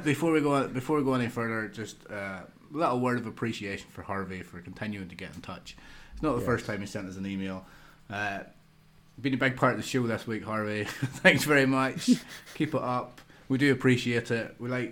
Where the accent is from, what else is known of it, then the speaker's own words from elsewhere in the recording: United Kingdom; pretty much as British fans, the number one reason why we watch it